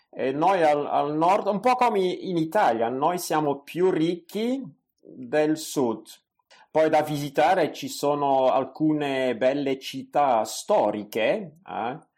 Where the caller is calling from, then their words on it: Belgium; vi ascolto dal Belgio. Eh, se devo presentare il mio paese, direi che il Belgio è un paese molto piccolo.